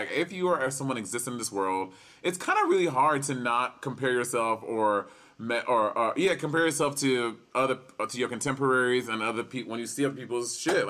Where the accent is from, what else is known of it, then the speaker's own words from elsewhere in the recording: New York City, New York, United States; I am a New Yorker